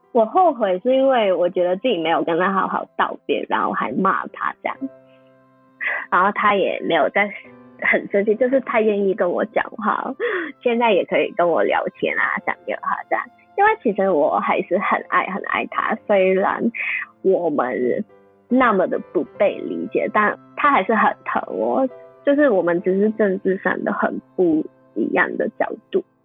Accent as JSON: {"language": "Chinese", "country": "Hong Kong", "also_born_or_lived": "Taiwan", "moved": "as an adult", "lives_now": "United Kingdom", "said": "我们是香港的菜，不是中国菜，不是亚洲菜，就是香港的菜"}